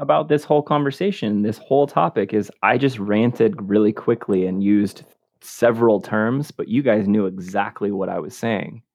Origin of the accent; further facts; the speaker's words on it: West Coast, United States; I'm from the West Coast